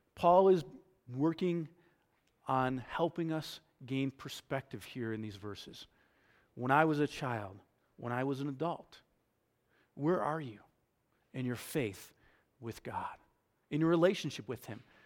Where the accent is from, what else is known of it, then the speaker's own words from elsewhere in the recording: New York, United States; I grew up in New York.